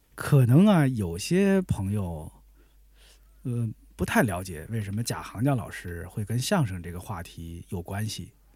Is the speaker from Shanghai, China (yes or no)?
no; Tianjin, China; 我小时候是在天津电视台